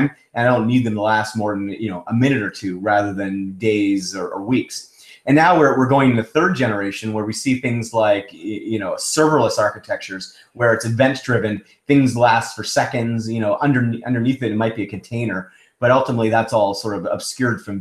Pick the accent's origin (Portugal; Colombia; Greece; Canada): Canada; also born or lived in Toronto / Seattle; I'm Canadian